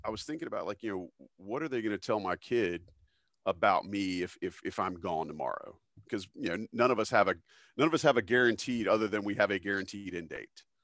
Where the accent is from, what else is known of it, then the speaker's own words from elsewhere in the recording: Fayetteville, North Carolina, United States; I came from Fayetteville, North Carolina, which is very much like Southern, um, medium-sized